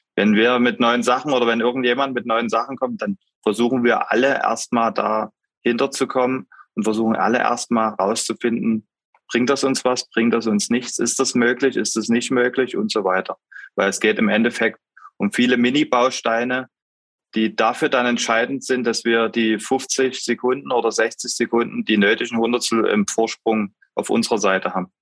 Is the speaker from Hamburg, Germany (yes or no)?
no; Pirna, Saxony, Germany; bei uns zu Hause in Pirna